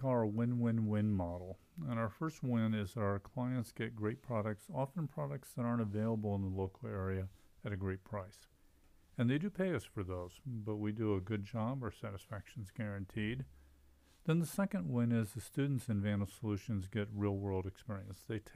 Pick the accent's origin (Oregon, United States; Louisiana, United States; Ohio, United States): Ohio, United States; Columbus; moved away as an adult; also born or lived in Texas / Idaho; now in Moscow, Idaho, United States; I grew up in Columbus, and my father was a faculty member of the Department of Accounting at Ohio State